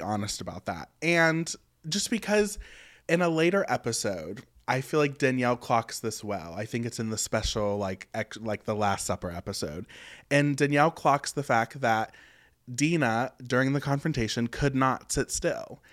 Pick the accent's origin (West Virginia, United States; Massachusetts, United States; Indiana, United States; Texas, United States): West Virginia, United States; moved away; I'm from West Virginia. As y'all know, very super rural, one stoplight county, very that. And, you know, it is very traditional